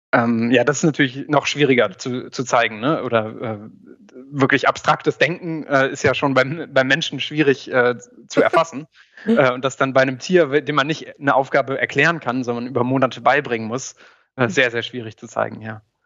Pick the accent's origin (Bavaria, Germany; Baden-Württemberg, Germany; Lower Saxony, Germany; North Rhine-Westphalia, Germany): Lower Saxony, Germany; Göttingen; in meiner Heimatstadt in Göttingen